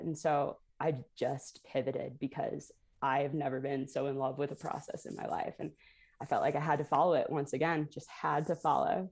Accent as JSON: {"language": "English", "town": "Toledo", "region": "Ohio", "country": "United States", "tie": "born or raised there", "said": "I grew up in Toledo, Ohio"}